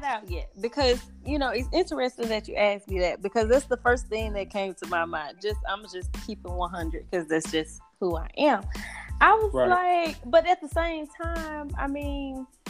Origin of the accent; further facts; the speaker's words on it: Southern US, United States; Like, I grew up in the South. We used to go to the Black Rodeo every year.